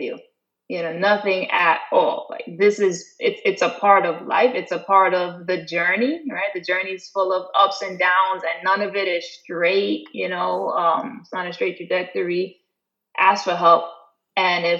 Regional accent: New York City, New York, United States; also born or lived in Maryland; I grew up in the South Bronx, you know, single mom

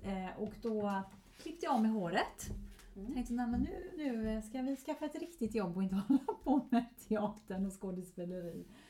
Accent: Sweden; also born or lived in Gothenburg, Sweden; hemma i Sverige

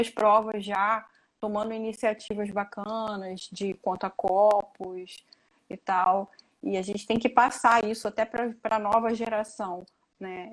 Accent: Niterói, Rio de Janeiro, Brazil; eu sou de Niterói, Rio de Janeiro

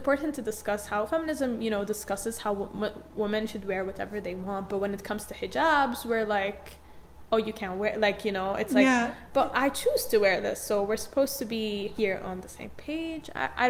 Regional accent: Jordan; I came from Jordan, and also I know a lot about the Arab culture.

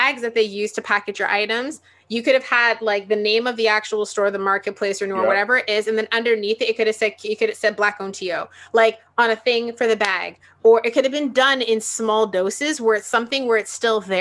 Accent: Toronto, Ontario, Canada; I grew up in Toronto

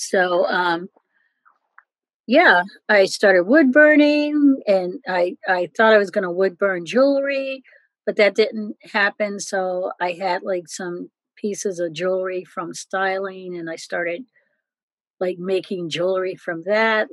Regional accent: Philadelphia, Pennsylvania, United States; also born or lived in New York; I grew up in Philadelphia

